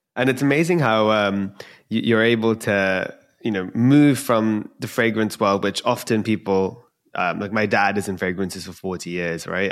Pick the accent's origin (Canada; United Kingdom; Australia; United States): United Kingdom; London; I'm from London